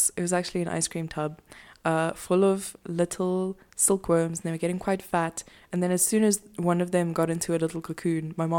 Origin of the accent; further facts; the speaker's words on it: South Africa; I know we're not American. We don't have like a war on drugs or anything. But right here in South Africa